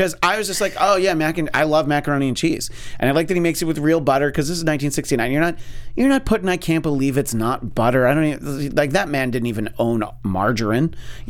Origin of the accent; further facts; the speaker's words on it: Ohio, United States; It's like, no, I'm not from Michigan. I'm from Ohio, you idiot.